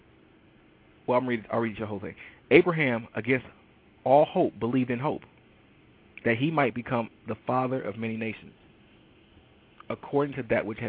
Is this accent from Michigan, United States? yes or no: yes; Detroit, Michigan, United States; I am from Detroit, Michigan, and I am an absolute avid Detroit sports fanatic.